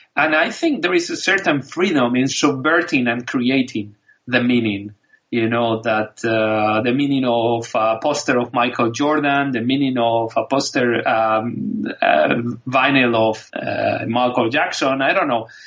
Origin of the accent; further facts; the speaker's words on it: Spain; English is a second language; I grew up in Spain